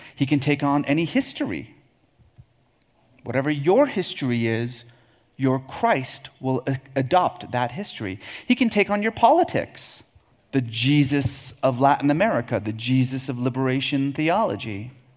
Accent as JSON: {"language": "English", "country": "Iran", "tie": "born or raised there", "said": "I was born in Iran"}